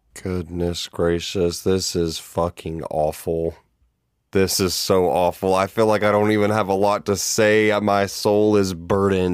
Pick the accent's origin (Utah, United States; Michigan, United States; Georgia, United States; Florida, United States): Georgia, United States; I grew up gay in the South, in Hay Bale and Cowfield, Georgia